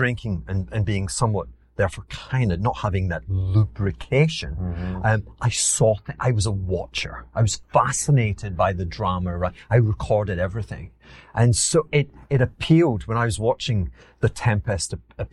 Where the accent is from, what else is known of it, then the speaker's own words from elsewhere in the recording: Glasgow, Scotland, United Kingdom; accent: Glaswegian; moved away; also born or lived in Edinburgh; my Glaswegian accent